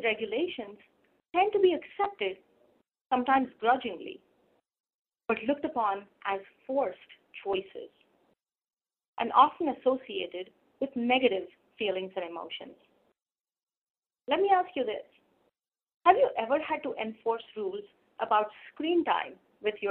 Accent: India; Growing up in India

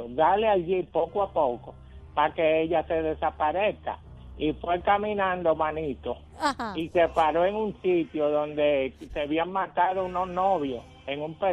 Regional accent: Puerto Rico; No, no, es que en Puerto Rico, yo soy puertorriqueño igual que tú.

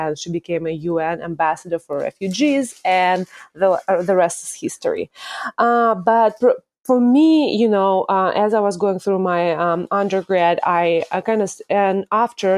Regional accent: Moscow, Russia; accent: Russian; English is a second language; moved away as an adult; now in United States; Obviously, the accent part comes from Russia. I'm originally from Russia, from Moscow, and I came here to swim for a university

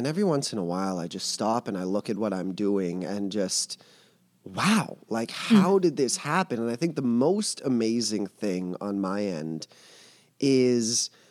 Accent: Montreal, Quebec, Canada; I'm from Montreal, as you said.

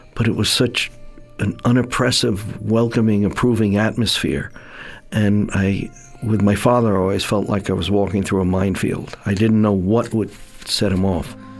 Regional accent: New York City, New York, United States; also born or lived in Staten Island; I'm born and raised in Brooklyn

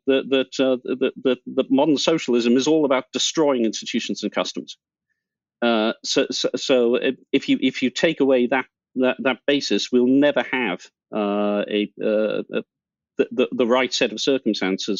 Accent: United Kingdom

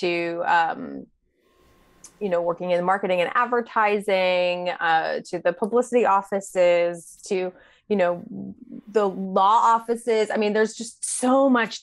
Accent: Pittsburgh, Pennsylvania, United States; moved away as an adult; now in New York, United States; I grew up in Pittsburgh, born and raised

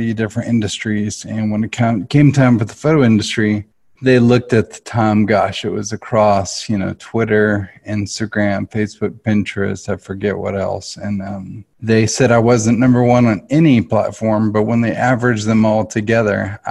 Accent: Nashville, Tennessee, United States; I grew up here in Nashville. I'm a Nashville native and grew up in the arts.

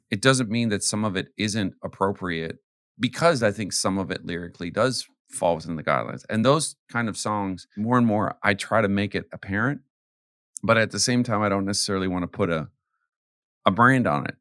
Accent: Canada; also born or lived in Arizona / the South; now in United States; I'm American, but I grew up in Canada.

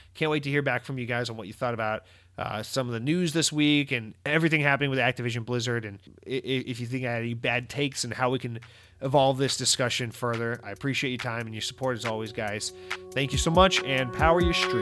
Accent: United States; as an American

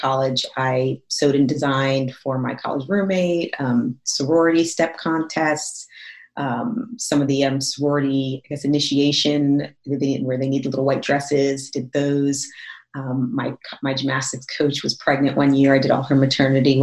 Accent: Northern New Jersey, United States; moved away as an adult; also born or lived in Jonesboro, Arkansas; I'm from Northern New Jersey. Like I'm like, you know, I'm right outside New York City

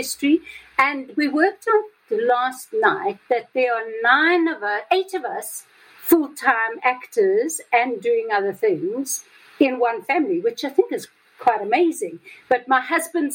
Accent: South Africa; also born or lived in Johannesburg; I'm from South Africa with the whole apartheid history

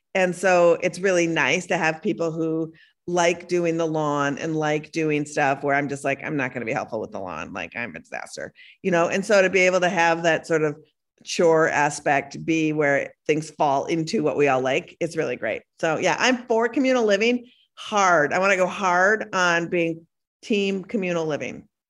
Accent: Minnesota, United States; moved away; also born or lived in Brooklyn; I was born in Minnesota and I live part of the time in Brooklyn

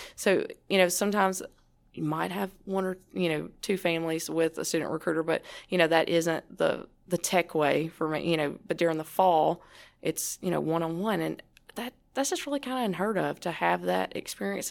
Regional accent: United States; my hometown, even though it's only five hundred fifty people, no stoplight

